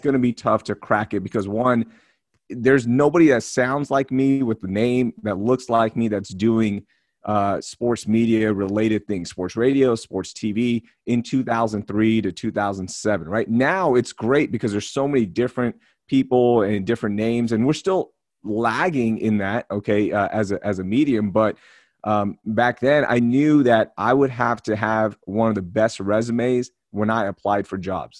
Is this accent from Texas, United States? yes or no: yes; Houston, Texas, United States; also born or lived in Karachi, Pakistan / Sugar Land, Texas; I grew up in Houston, Texas, and Sugarland, Texas, but I am a first generation immigrant